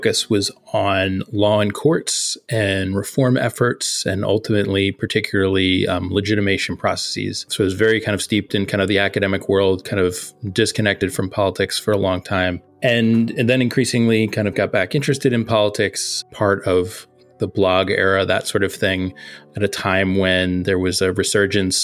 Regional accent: outside of Philadelphia, Pennsylvania, United States; I grew outside of Philadelphia, and there was not a lot of socialism talk where I grew up either

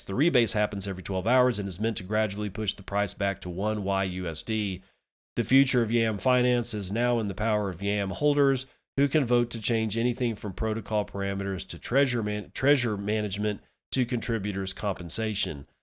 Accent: United States; I'm an American

